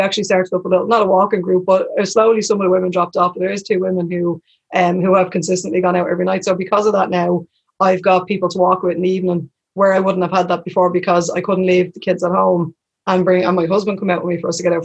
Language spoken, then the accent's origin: English; Dublin, Leinster, Ireland; now in Tallaght, Ireland; I'm from Crumlin originally, I live in Tala